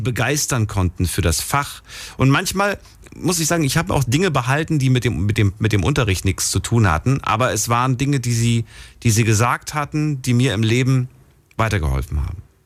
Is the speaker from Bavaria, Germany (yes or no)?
no; Thuringia, Germany; von meinem Geburtsort in Thüringen